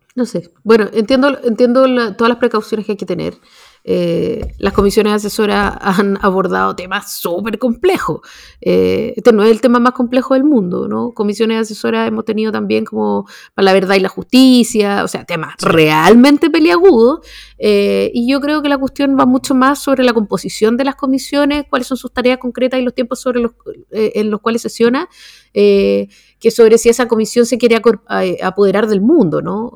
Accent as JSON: {"language": "Spanish", "country": "Chile"}